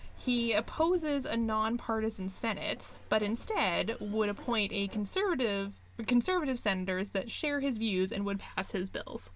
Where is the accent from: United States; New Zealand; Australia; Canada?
Canada